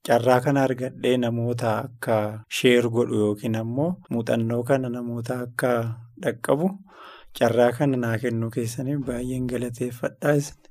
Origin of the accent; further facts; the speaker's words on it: Shashamane, Oromia, Ethiopia; An kan irraa dhufee fiildii kibba bahaa Arsiirraa kan itti dhaladhes achuma. Arsii lixaa Shaashamannee bakkeen aanaa Shaashamannee keessatti ganda watara Shaggullee bakkee jedhamu sittan dhaladhe. Magaalaa Shaashamanneetti kutaa sagalii barachuudhaaf innaan dhufe achumatti guddadhe